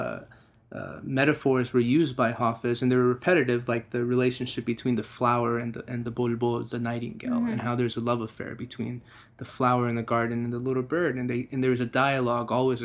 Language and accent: English; Texas, United States; also born or lived in Corpus Christi, Texas; with me being a Texan, being an American, but being really Persian, being very Iranian